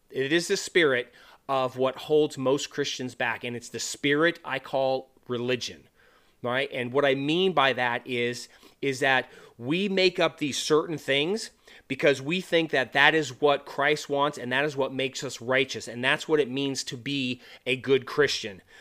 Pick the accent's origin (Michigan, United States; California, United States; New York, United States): California, United States; moved away as an adult; also born or lived in North Dakota / Montana / Wyoming / Florida; I'm originally from California